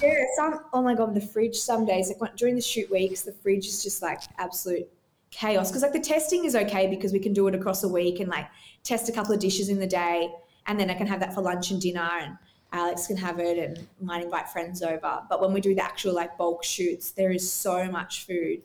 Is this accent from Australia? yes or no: yes; Australia; also born or lived in Gold Coast, Queensland; I live here on the Gold Coast, Australia, so I'm Australian